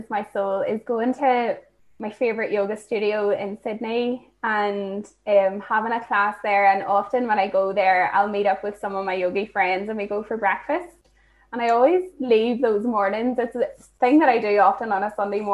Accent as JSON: {"language": "English", "country": "Ireland", "moved": "as an adult", "lives_now": "Australia", "said": "being Irish, even being a yoga teacher is pretty crazy because it's still so not a thing at home"}